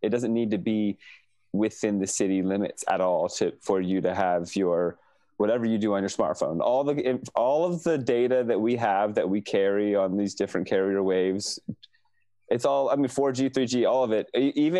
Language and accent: English; Herndon, Virginia, United States; moved away as an adult; now in California, United States; I grew up in Herndon, Virginia, which is Fairfax County, which is probably near where you live.